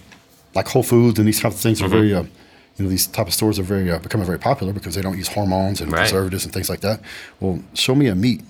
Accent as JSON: {"language": "English", "region": "West Texas", "country": "United States", "tie": "born or raised there", "said": "I grew up in the country, man. I grew up in West Texas on a cattle ranch. Our closest neighbor was probably 8 miles away."}